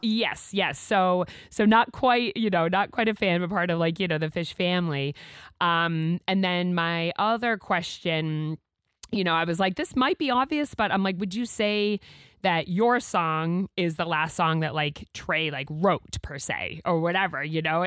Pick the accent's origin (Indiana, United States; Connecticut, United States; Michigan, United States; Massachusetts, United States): Massachusetts, United States; now in Maine, United States; I'm a transplant myself. I'm from Mass